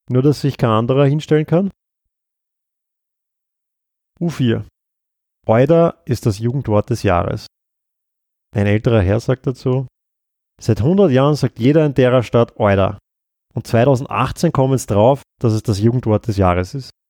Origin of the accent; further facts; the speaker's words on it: Vienna, Austria; wenn wir als Wiener immer glauben, wir haben den Wiener Schmäh erfunden und natürlich den Wiener Schmäh haben wir auch